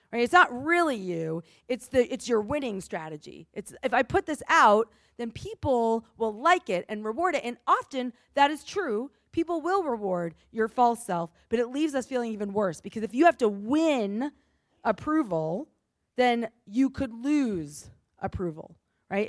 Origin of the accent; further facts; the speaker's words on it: New England, United States; I grew up in New England